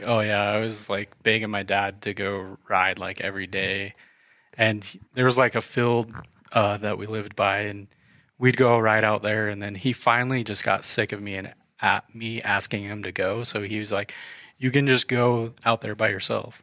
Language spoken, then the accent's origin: English; Idaho Falls, Idaho, United States; moved away as an adult; also born or lived in Denver, Colorado; I'm uh, local to Idaho Falls. mm I uh, was born and raised here.